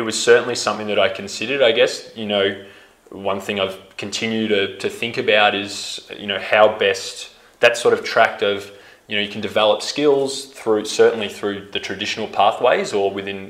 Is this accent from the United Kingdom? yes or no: no; Melbourne, Victoria, Australia; moved away as an adult; also born or lived in Tanzania; growing up in Melbourne